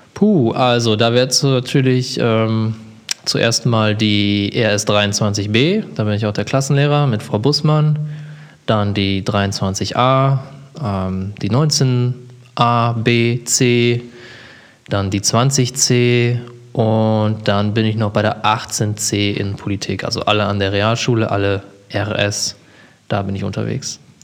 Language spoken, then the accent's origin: German; Germany; Ich bin in Emstetten aufgewachsen